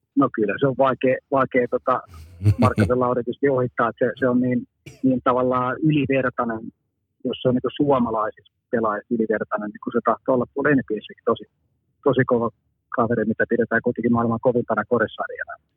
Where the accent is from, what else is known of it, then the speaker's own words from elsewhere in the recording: Finland; ollaan Suomesta